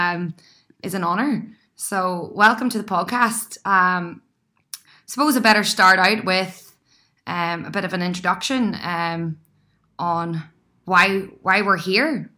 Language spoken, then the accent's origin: English; County Down, Northern Ireland, United Kingdom; moved away as an adult; now in Sydney, Australia; an Irish girl